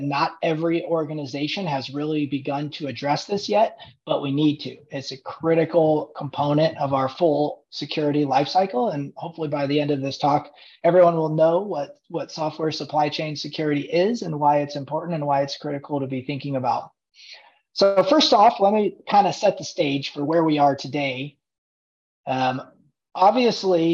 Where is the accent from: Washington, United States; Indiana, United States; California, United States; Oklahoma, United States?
Indiana, United States; moved away as an adult; I grew up in Indiana, and I left for a little while to pursue careers